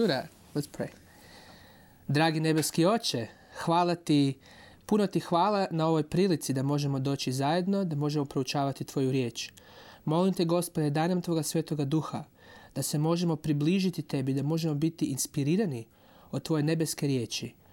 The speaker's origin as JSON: {"language": "English", "country": "Croatia", "moved": "yes", "said": "I'm from Croatia."}